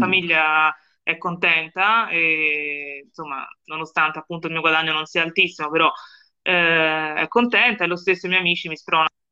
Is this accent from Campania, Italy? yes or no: no; Florence, Tuscany, Italy; io vengo da Firenze, come penso, penso si possa intuire dal mio accento